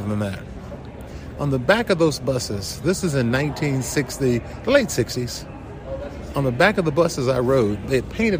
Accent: Chattanooga, Tennessee, United States; moved away as an adult; also born or lived in South Pittsburg, Tennessee; now in South Bend, United States; Chattanooga, Tennessee is where I grew up

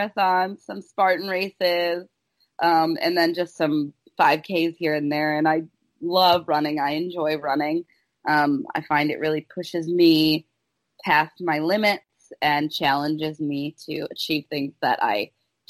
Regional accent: Chicago, Illinois, United States; moved away; I'm from Chicago originally

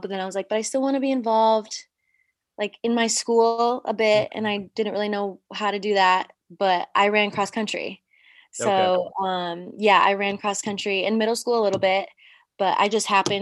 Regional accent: Coventry, Connecticut, United States; moved away as an adult; also born or lived in Chattanooga, Tennessee; now in Eindhoven, Netherlands; I grew up in Coventry, Connecticut, lived there my entire life

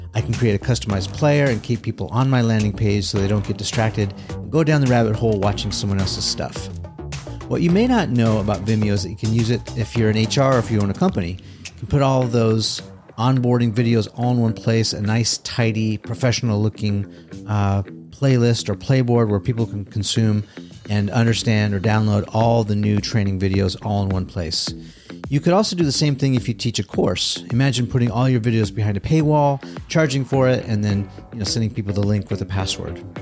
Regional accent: Southern California, United States; a little Grom growing up in Southern California

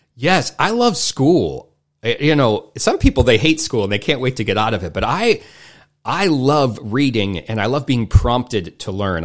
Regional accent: United States; I grew up in America

